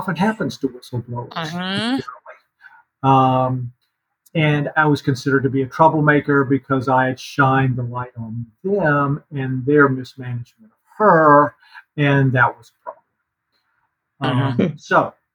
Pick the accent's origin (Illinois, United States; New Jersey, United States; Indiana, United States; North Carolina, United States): North Carolina, United States; moved away as an adult; also born or lived in San Francisco, California; I grew up in North Carolina.